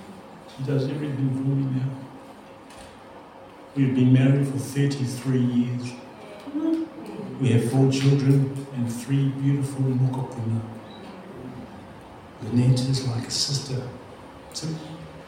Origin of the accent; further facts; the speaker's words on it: Gisborne, New Zealand; Growing up in Gizzy, many of you have experienced.